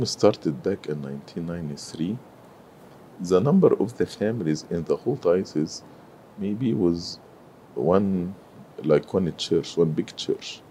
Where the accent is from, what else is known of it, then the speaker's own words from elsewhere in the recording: Cairo, Cairo Governorate, Egypt; moved away as an adult; also born or lived in Sohag, Egypt; now in United States; I grew in Cairo, but I was not born in Cairo. I am originally from Upper Egypt, so I was born in uh, Sohag, but I I grew in Cairo